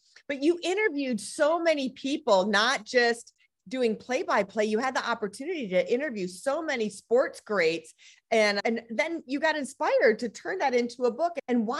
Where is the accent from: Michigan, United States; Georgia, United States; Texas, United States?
Michigan, United States; moved away; I'm from Michigan originally, in case you didn't know that. And my whole family are Michigan, University of Michigan people.